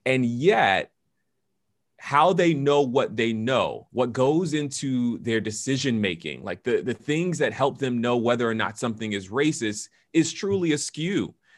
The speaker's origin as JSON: {"language": "English", "town": "Atlanta", "region": "Georgia", "country": "United States", "tie": "born or raised there", "moved": "yes", "lives_now": "Washington, D.C., United States", "said": "I am originally from Atlanta, Georgia, but I am a pastor in the Washington, D C area"}